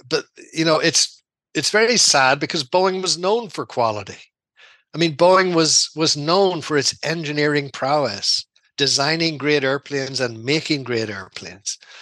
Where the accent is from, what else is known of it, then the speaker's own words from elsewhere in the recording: Dungannon, Northern Ireland, United Kingdom; moved away as an adult; also born or lived in Belfast / Zimbabwe; now in Seattle, United States; I'm from Tyrone. I'm from Dungannon in County Tyrone